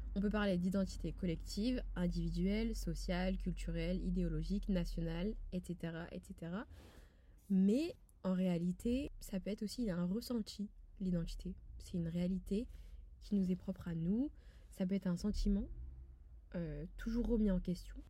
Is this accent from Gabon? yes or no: no; France; je suis française quand je suis à l'étranger. Pour moi cela va de soi, j'y suis née, j'y ai grandi et j'y vis